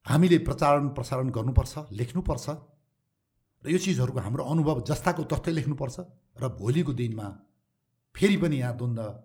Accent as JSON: {"language": "Nepali", "country": "Nepal", "said": "हामी जहाँ जे भए पनि तराईमा रहे पनि हिमालमा रहे पनि पाहाडमा रहे पनि हामी नेपाली हौँ"}